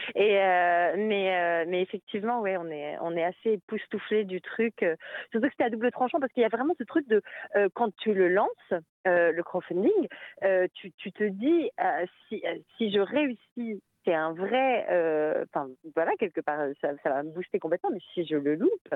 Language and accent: French; France; now in Brussels, Belgium; je suis française